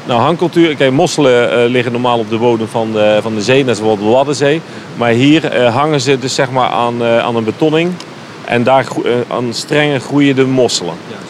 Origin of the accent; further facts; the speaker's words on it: Netherlands; wij als Nederlander